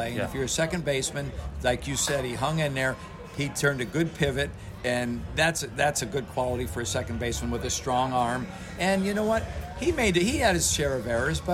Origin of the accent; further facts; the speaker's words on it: Connecticut, United States; We grew up in Connecticut